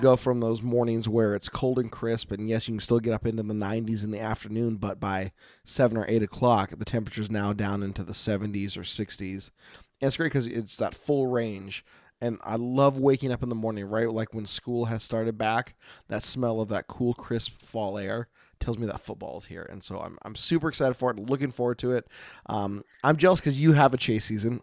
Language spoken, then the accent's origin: English; Oregon, United States; from Oregon